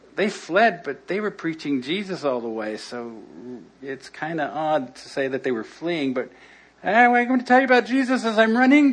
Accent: Los Angeles, California, United States; I grew up in El Sereno, not too far from here

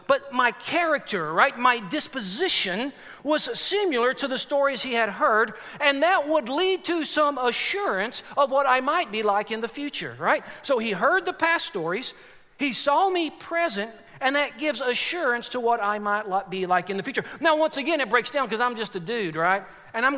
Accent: Forney, Texas, United States; now in Chattanooga, United States; I got a buddy that I grew up with in Forney, Texas. That's where I'm from.

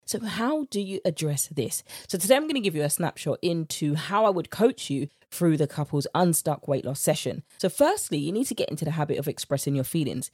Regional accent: United Kingdom; accent: British; my British accent

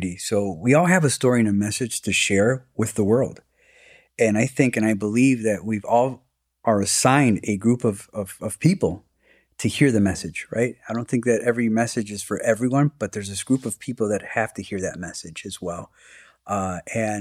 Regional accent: Chicago, Illinois, United States; I was born and raised here in Chicago

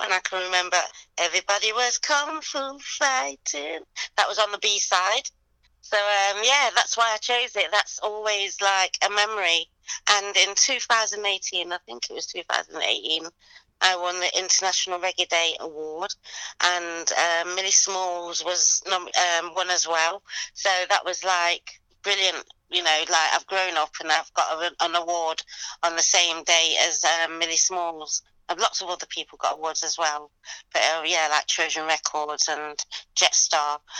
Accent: Leicester, East Midlands, United Kingdom; now in London, United Kingdom; I'm originally from Leicester. Um, I live in London

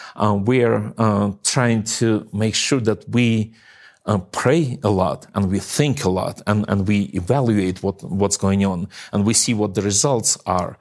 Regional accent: Eastern Ukraine, Ukraine; moved away; my hometown where I, I, I was raised

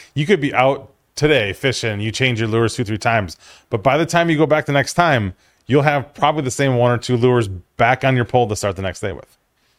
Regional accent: Berlin, Wisconsin, United States; over in Berlin. So we fished Green Lake a ton

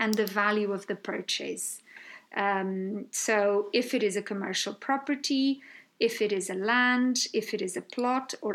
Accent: Algarve, Portugal; also born or lived in Lisbon; I'm from the Algarve, born and raised.

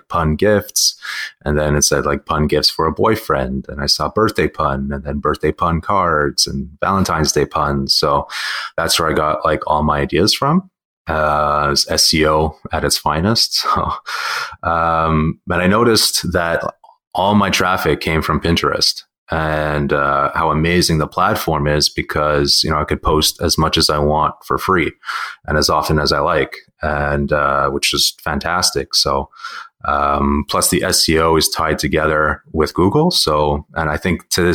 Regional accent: Montreal, Quebec, Canada; I'm born and raised and still reside here in Montreal

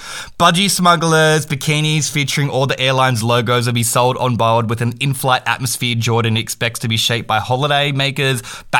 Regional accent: Australia; I'm Australian.

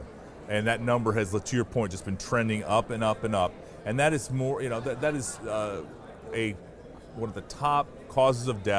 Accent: Ankeny, Iowa, United States; my hometown of Ankeny

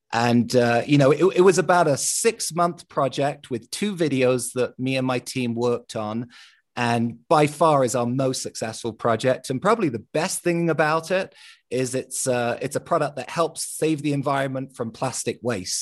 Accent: London, United Kingdom; growing up in London

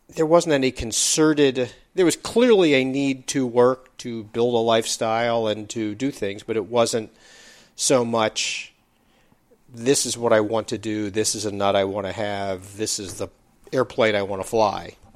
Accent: East Coast, United States; moved away as an adult; also born or lived in Bay Area, California; I grew up on the East Coast

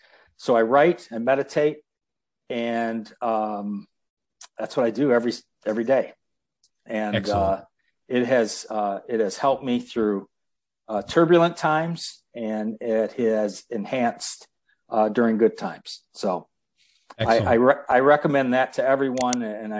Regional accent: Detroit, Michigan, United States; born there; I was born in Detroit

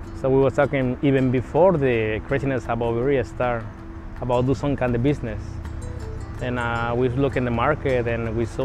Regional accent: Mexico; also born or lived in Arizona; now in United States; I'm from Mexico, and my mom is very old school, and she started teaching me about food

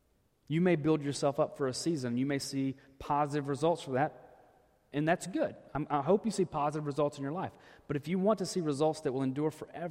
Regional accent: Arkansas, United States; when I grew up in Arkansas.

